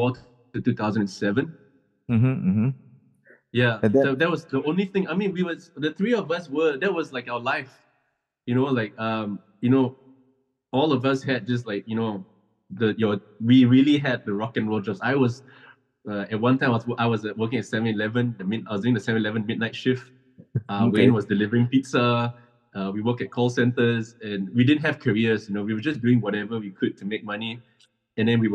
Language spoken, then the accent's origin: English; Singapore; moved away as an adult; also born or lived in Melbourne; we are three Singaporean guys, man, you know, representing Singapore